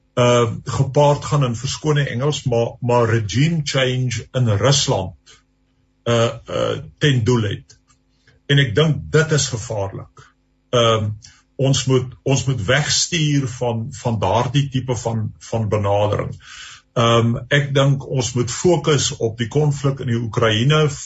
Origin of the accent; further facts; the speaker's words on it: South Africa; ons as Suid-Afrikaners